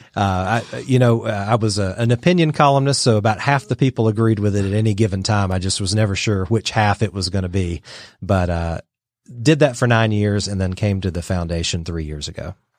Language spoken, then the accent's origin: English; Dalton, Georgia, United States; also born or lived in Brussels, Belgium / Atlanta; I grew up in Georgia, in, in Dalton